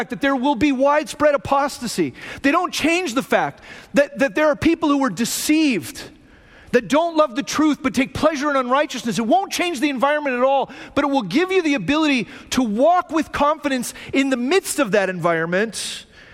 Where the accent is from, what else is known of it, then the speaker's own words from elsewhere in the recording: Phoenix, Arizona, United States; moved away; also born or lived in Hume Lake, California; I grew up in Arizona, right? I grew up in Phoenix